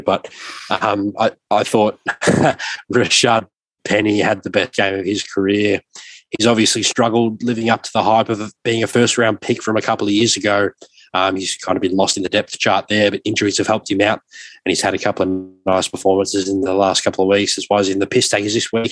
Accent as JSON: {"language": "English", "country": "Australia", "tie": "born or raised there", "said": "as a younger fan growing up in Australia"}